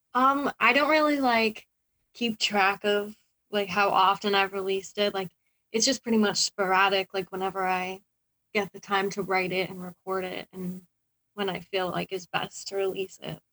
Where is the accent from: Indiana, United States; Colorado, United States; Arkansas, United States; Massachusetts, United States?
Massachusetts, United States; born or raised there